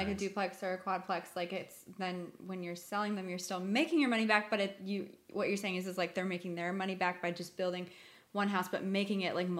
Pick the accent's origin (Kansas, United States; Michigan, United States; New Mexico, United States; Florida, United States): Florida, United States; Largo; also born or lived in St. Petersburg, Florida; I was born in St. Pete, and then my mom's grandparents live in Pinellas Park, but then I grew up in Largo.